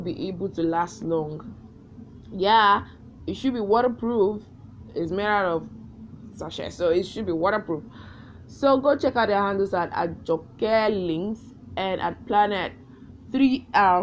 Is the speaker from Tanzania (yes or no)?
no; Nigeria; as a Nigerian